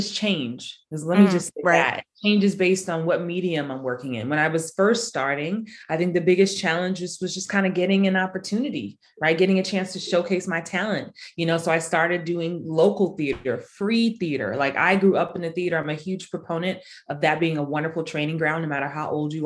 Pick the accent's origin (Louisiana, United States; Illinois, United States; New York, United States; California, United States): New York, United States; New York City; I was that kid growing up in the Bronx